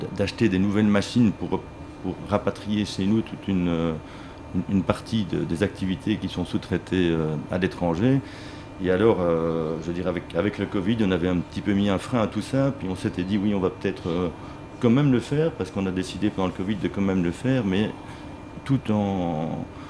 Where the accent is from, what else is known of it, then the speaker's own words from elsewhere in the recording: Belgium; moi en tant, en tant que Belge